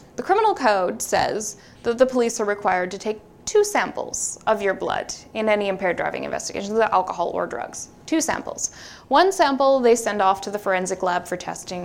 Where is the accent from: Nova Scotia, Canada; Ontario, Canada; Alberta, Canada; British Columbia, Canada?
British Columbia, Canada; Vancouver; I'm from Vancouver.